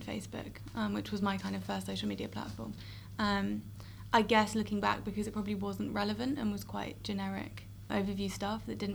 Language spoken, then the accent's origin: English; United Kingdom; I'm from the UK. I'm from quite a small town, about 80,000 people, pretty rural.